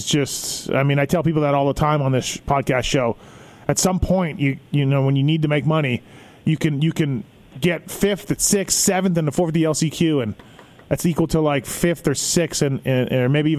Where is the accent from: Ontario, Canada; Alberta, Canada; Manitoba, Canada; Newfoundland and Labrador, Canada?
Manitoba, Canada; I grew up in Manitoba.